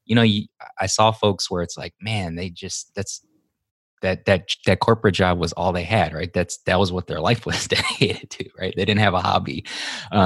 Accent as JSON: {"language": "English", "region": "Hawaii", "country": "United States", "tie": "born or raised there", "moved": "as an adult", "lives_now": "Texas, United States", "said": "I'm originally from Hawaii. I was born and raised there."}